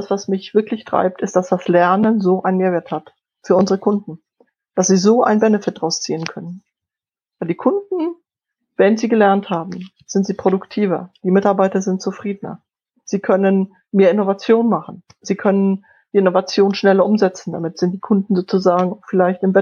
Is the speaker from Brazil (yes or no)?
no; Poland; first language Polish; German is a second language; Ich bin in, in Polnisch aufgewachsen. Ich habe Deutsch recht spät gelernt.